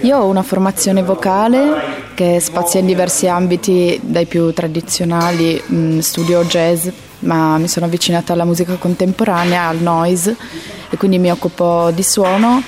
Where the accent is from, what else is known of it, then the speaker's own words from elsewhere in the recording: Turin, Piedmont, Italy; io che sono di Torino